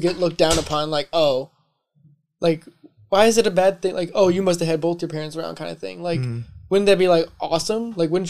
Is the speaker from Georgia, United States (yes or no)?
yes; Georgia, United States; born there; I was born in Georgia, but I went somewhere else for school and yeah. I learned how to talk differently.